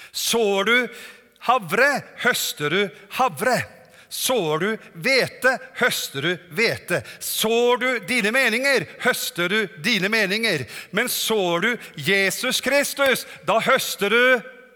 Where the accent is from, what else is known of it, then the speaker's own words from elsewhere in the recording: Norway; also born or lived in Germany; Kommer fra Norge